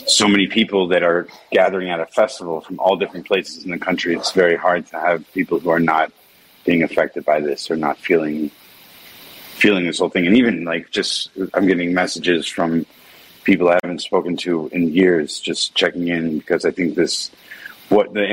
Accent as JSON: {"language": "English", "town": "Efrat", "region": "West Bank", "country": "Palestine", "tie": "born or raised there", "said": "I grew up in the West Bank in a settlement called Efrat"}